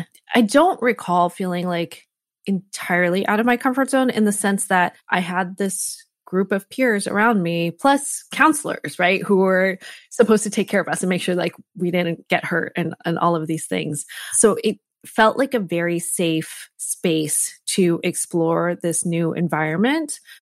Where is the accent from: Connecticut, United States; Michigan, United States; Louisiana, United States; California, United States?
Connecticut, United States; So I grew up in Connecticut and my parents were immigrants to this country.